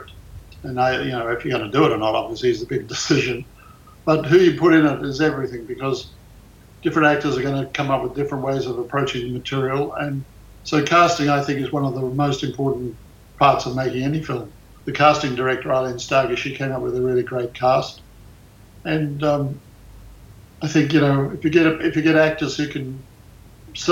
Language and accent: English; Australia; moved away as an adult; now in United States; I was born in Australia